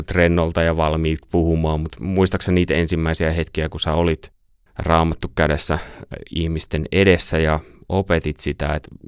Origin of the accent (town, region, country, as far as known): Noormarkku, Satakunta, Finland; born or raised there; moved away